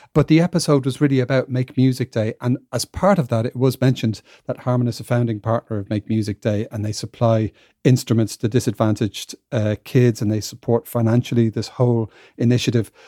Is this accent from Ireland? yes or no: yes; Ireland; moved away; I'm from Ireland, even though I don't live there, uh, anymore and haven't for quite a while.